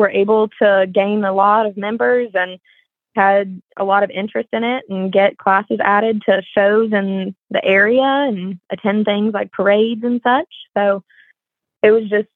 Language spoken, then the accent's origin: English; Memphis, Tennessee, United States; I am from Memphis, Tennessee